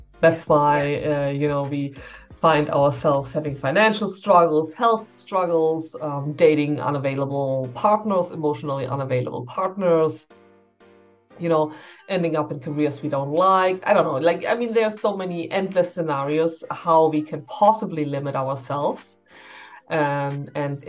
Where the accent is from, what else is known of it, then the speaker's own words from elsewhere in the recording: Germany; also born or lived in Berlin; I'm from Germany. I'm based in Berlin